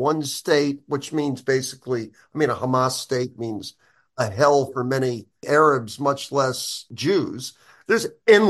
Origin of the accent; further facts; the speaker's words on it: New York City, New York, United States; I grew up on the Upper West Side of Manhattan, which is a heavily secular Jewish neighborhood.